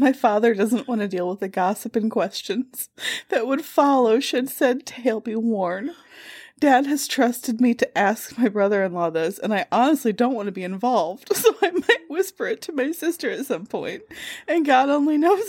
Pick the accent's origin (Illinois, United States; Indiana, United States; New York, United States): Illinois, United States; Lombard; I grew up in Lombard, Illinois.